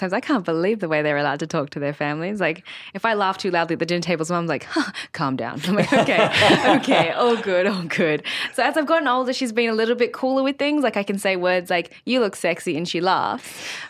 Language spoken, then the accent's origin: English; Sydney, New South Wales, Australia; I grew up in Sydney with my family, as you do sometimes.